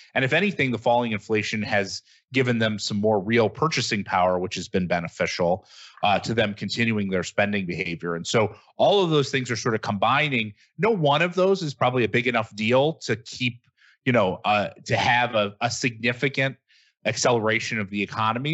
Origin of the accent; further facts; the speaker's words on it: Michigan, United States; I, I come from Michigan